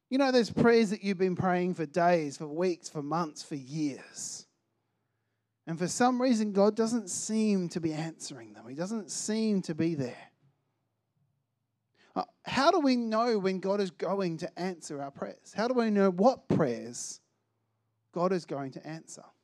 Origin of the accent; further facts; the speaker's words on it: Albany, New York, United States; I grew up in Albany, uh, and the church that I was attending in Albany only had one other Christian that was kind of around my age